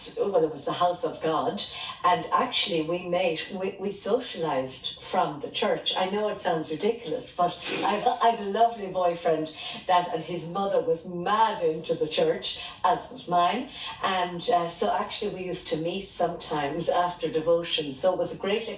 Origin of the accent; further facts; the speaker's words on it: Tipperary, Munster, Ireland; I grew up in Tipperary town and I'm one of five girls